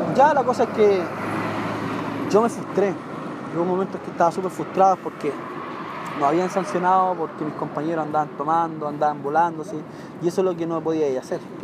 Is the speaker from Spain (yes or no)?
no; Chile